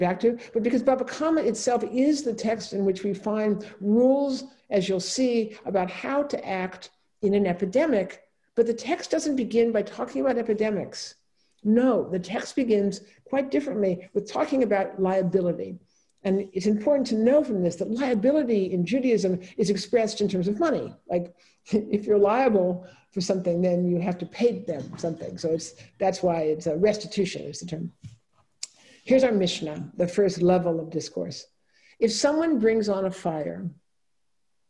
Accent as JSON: {"language": "English", "region": "California", "country": "United States", "said": "I'm a Californian"}